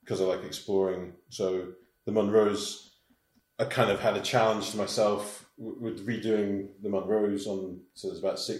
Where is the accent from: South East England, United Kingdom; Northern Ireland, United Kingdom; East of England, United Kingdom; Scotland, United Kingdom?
Scotland, United Kingdom; Laggan; Okay, so I was, I lived in Laggan. I was brought up in Laggan.